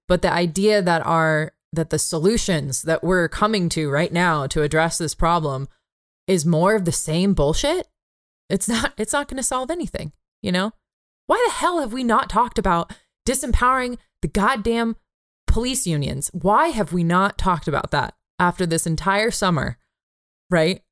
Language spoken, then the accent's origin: English; San Jose, California, United States; my hometown of San Jose